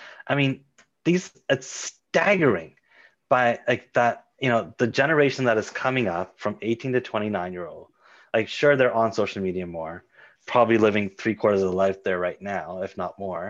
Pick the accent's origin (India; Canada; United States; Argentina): Canada; Mississauga, Ontario; growing up in Mississauga